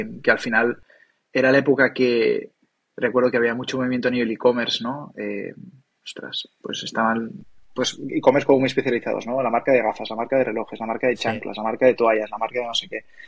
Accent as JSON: {"language": "Spanish", "area": "Maresme", "region": "Catalonia", "country": "Spain", "moved": "as an adult", "lives_now": "Barcelona, Spain", "said": "Yo soy del Maresma"}